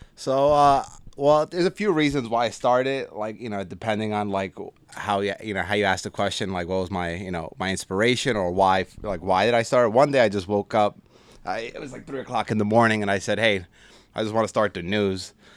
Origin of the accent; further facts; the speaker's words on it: North Bergen, New Jersey, United States; born and raised in Hudson County. So North Bergen, I went, I went to school, went to high school there, played football. So that's where I grew up